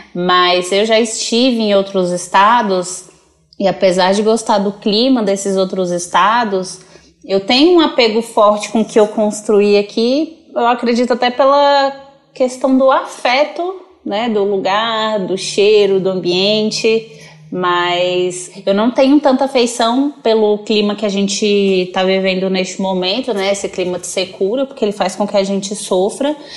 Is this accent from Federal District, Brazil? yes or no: yes; Brasília, Federal District, Brazil; Eu sou daqui de Brasília, nascida e criada aqui no Distrito Federal.